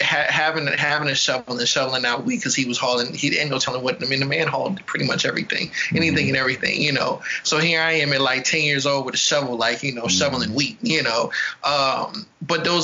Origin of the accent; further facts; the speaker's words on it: Oakland, California, United States; also born or lived in Baton Rouge, Louisiana; I was born in Baton Rouge, grew up in California